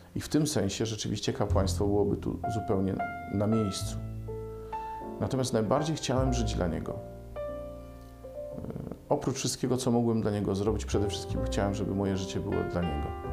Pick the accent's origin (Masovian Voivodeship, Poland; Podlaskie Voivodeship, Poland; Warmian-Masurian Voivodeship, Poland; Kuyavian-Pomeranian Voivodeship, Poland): Kuyavian-Pomeranian Voivodeship, Poland; Bydgoszcz; w Bydgoszczy też mamy szkołę dla niewidomych, a stamtąd pochodzę